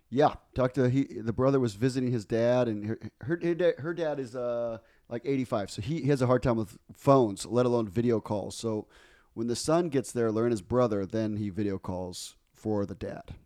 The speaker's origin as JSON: {"language": "English", "town": "Guayaquil", "region": "Guayas", "country": "Ecuador", "tie": "born or raised there", "moved": "yes", "said": "I grew up in Guayaquil, the largest city"}